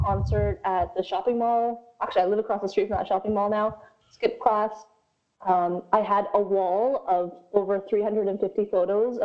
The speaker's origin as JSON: {"language": "English", "country": "Canada", "tie": "born or raised there", "said": "I was born in Canada, but my parents are Korean."}